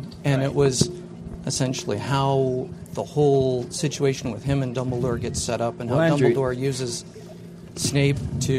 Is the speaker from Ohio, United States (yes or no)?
no; Farmington, Michigan, United States; I'm from Farmington, Michigan. Not too far from here.